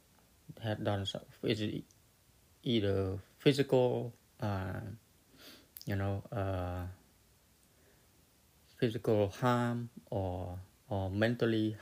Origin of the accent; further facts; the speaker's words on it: Cambodia; moved away; I come from Cambodia.